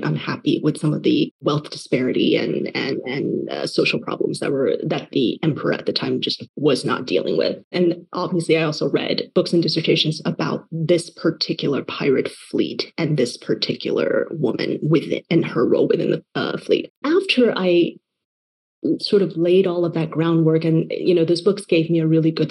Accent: Taiwan; moved away; I was born and raised in Taiwan

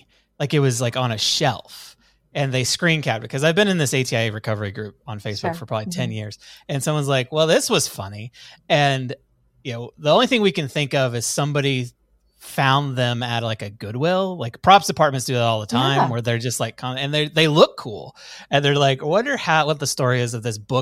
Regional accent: Fort Worth, Texas, United States; also born or lived in Tulsa, Oklahoma / Oklahoma City, Oklahoma; So my parents moved to Fort Worth, Texas in 1985. And prior to that, my dad was a youth pastor and I was born in Fort Worth

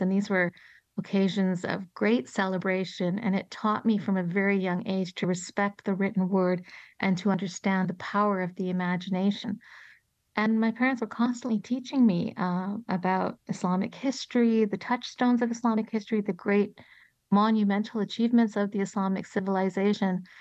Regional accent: Toronto, Ontario, Canada; moved away as an adult; now in Colorado, United States; Toronto, which is my hometown

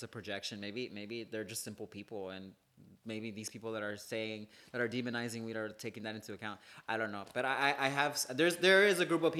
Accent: Houston, Texas, United States; I grew up in Houston.

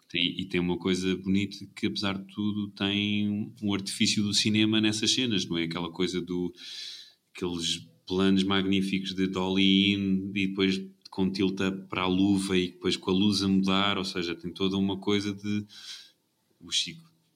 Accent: Portugal

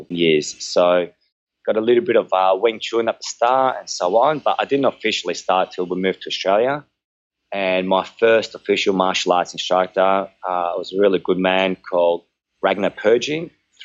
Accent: Chalcis, Central Greece, Greece; moved away; my hometown of Halkida in Greece

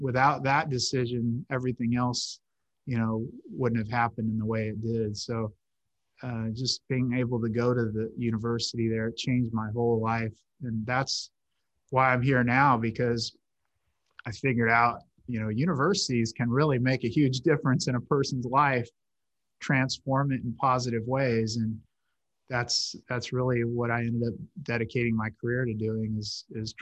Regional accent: Hanford, California, United States; I was raised by her and my grandparents in my hometown of Hanford

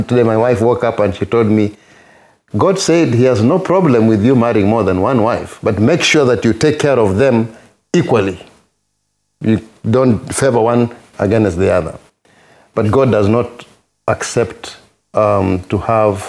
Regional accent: Kenya; moved away as an adult; now in United States; my home country, Kenya

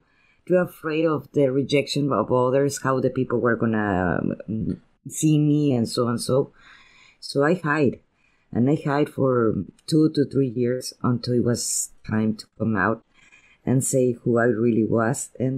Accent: Spain; first language Spanish; English is a second language; And I am a Spanish poet. And my first language is Spanish, and I have that difficulty to express myself in a language that is not mine.

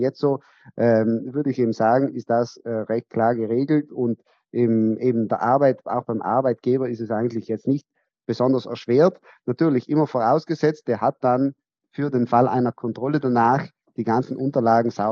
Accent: Trentino-Alto Adige, Italy; wir stammen ja aus Südtirol, wir sind ja eine Grenzregion.

